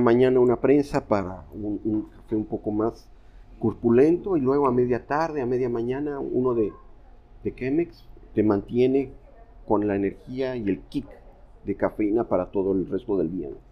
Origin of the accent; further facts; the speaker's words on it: Veracruz, Mexico; soy de Veracruz